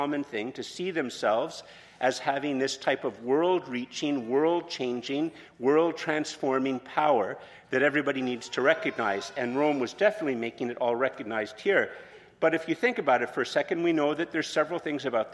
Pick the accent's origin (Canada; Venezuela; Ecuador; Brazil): Canada; Montreal, Quebec; moved away; also born or lived in Eganville; I'm from Montreal